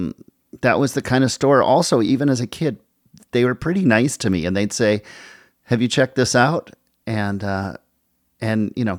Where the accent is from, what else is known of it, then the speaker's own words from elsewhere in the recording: Minnesota, United States; the Minnesota State Fair, and … opened, and it was like, you know, I mean, it will always be my hometown, and there's nothing like the rush of getting on stage for a hometown show.